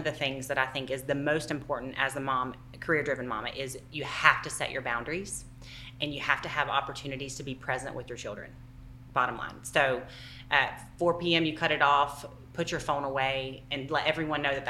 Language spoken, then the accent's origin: English; Southeast United States, United States; accent: Southern